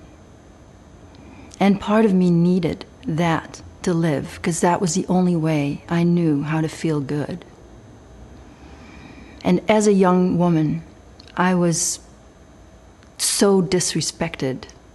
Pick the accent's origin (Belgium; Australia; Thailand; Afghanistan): Belgium; I was raised in Belgium